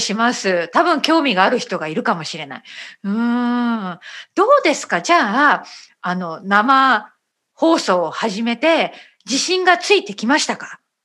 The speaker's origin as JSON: {"language": "Japanese", "country": "Japan", "first_language": "Japanese"}